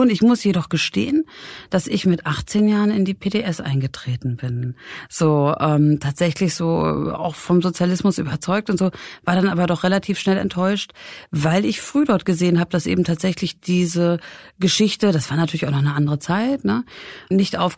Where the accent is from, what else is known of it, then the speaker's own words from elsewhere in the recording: Wismar, Mecklenburg-Vorpommern, Germany; wenn ich erzähle, so ich komme aus Wismar, dann ist es auch so eine schöne Stadt. Und natürlich klar, die Ostsee, diese große Backsteingotik, das ist schon recht beeindruckend.